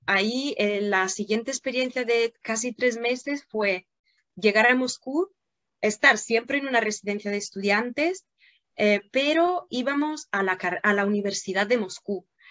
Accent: Italy; Spanish is a second language; moved away; also born or lived in Turin, Italy / Moscow, Russia; yo nací en Italia, pero en la frontera con Francia.

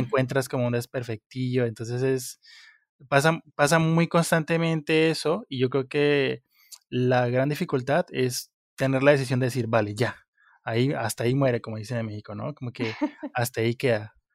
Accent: Pitalito, Huila, Colombia; municipio de donde yo soy, que se llama Pitalito, al, sur de Colombia

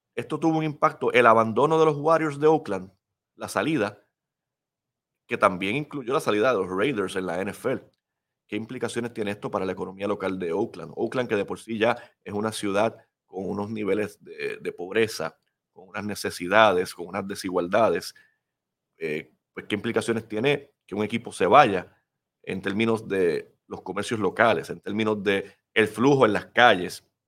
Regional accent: Puerto Rico

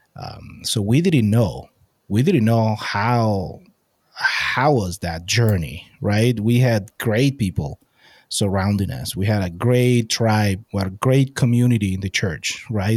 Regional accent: Venezuela; moved away; I'm from Venezuela

